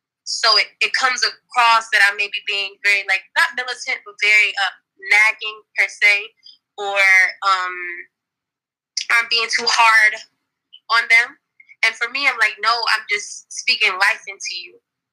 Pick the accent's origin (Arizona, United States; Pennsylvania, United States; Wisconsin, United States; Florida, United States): Florida, United States; Miami; First of all, I'm actually from Miami, Florida.